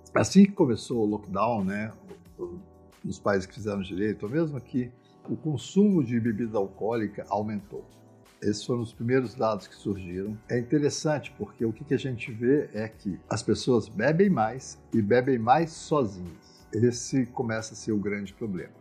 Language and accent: Portuguese; Minas Gerais, Brazil; Eu sou mineiro, a cidade dos bares, onde nós sempre bebemos